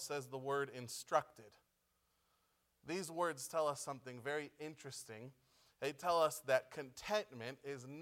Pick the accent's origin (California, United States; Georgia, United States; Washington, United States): California, United States; Pomona; moved away as an adult; now in Chile; we're from Pomona